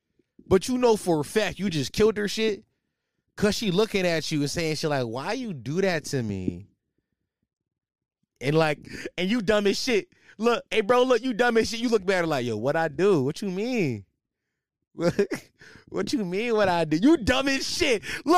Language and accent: English; Philadelphia, Pennsylvania, United States; Yo, I'm from Philly, so I be seeing like all the little young boys be shaking that shit.